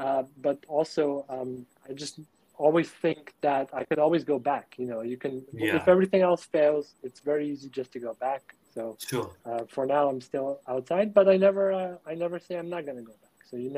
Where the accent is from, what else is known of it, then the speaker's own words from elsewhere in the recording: Vojvodina, Serbia; also born or lived in Nottingham, United Kingdom / London, United Kingdom / Budapest, Hungary; now in Germany; I'm almost 27 years old. I'm from Serbia originally. I grew up there. I was born there. So I'm also kind of Serbian by nationality, although my parents come from different part of what was Yugoslavia at the time when I was born.